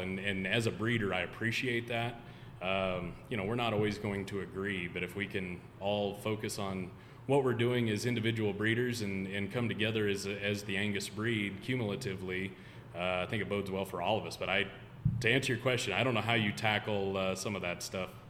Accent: Nebraska, United States; growing up in Nebraska

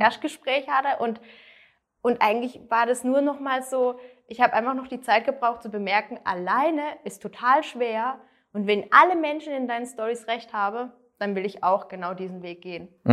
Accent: near Freiburg, Baden-Württemberg, Germany; ich komme aus der Nähe von Freiburg, also ganz andere Richtung in Deutschland

